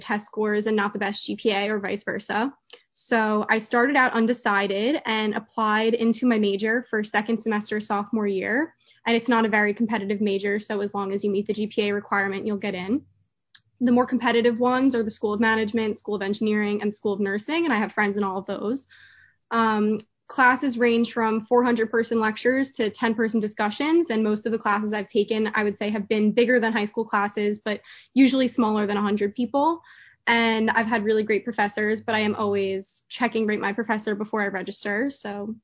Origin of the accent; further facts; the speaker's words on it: Livingston, New Jersey, United States; I'm from Livingston, New Jersey.